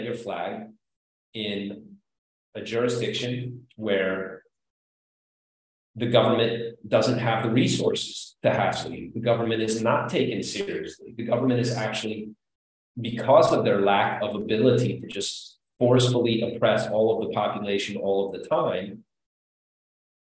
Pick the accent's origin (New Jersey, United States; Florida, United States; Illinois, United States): Illinois, United States; Chicago; I'm from Chicago.